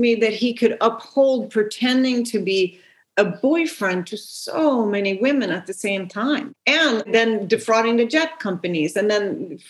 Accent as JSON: {"language": "English", "country": "Sweden", "tie": "born or raised there", "moved": "yes", "lives_now": "United States", "said": "I grew up in Sweden. My parents are Danish. I live in the States."}